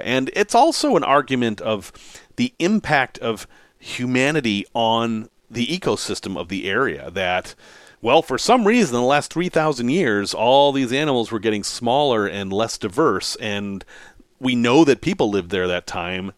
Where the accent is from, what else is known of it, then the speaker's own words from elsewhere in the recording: New England, United States; I grew up in New England.